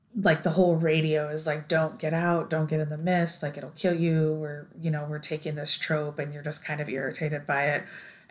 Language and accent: English; Oregon, United States; we grew up in Oregon